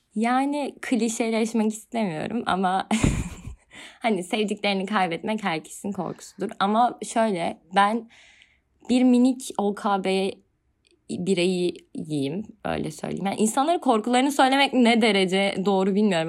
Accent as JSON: {"language": "Turkish", "region": "Kütahya", "country": "Turkey", "moved": "as an adult", "lives_now": "Istanbul, Turkey"}